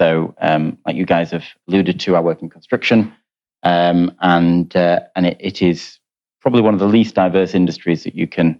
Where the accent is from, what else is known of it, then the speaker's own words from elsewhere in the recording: Doncaster, Yorkshire and the Humber, United Kingdom; I grew up in Doncaster. I'm the son and grandson of an immigrant who came here to Doncaster, a place that doesn't really have much diversity of any kind in the 60s.